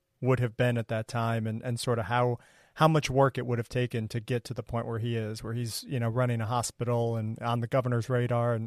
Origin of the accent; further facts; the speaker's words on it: United States; I was born in the States here